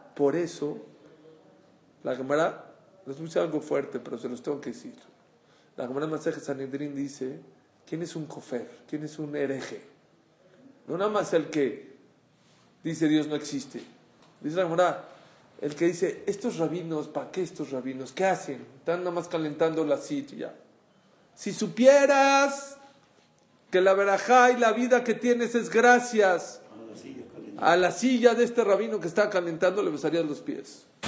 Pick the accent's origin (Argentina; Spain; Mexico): Mexico; le dije que soy de México